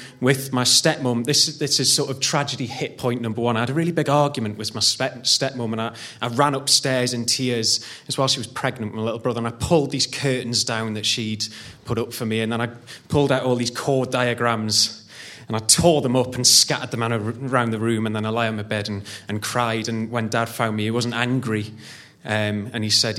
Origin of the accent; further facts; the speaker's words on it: Newcastle upon Tyne, North East England, United Kingdom; I'm from a western suburb of Newcastle called Wrighton